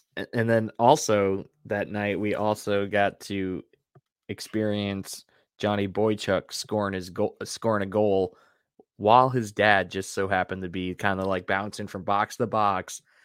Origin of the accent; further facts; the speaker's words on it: Deer Park, New York, United States; I grew up in Deer Park